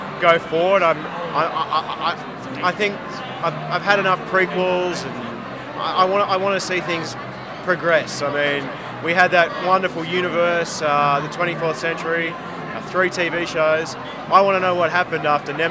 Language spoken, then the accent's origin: English; Sydney, New South Wales, Australia; I'm from Sydney, Australia